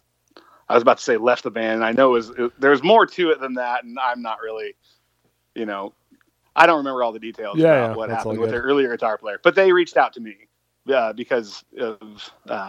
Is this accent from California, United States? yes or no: yes; Santa Cruz County, California, United States; we're all from Santa Cruz County